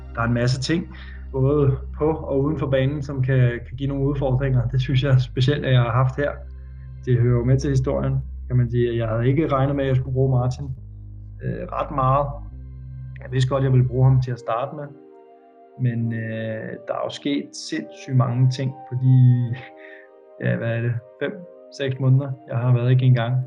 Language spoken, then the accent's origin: Danish; Denmark; moved away as an adult; hjemme i Danmark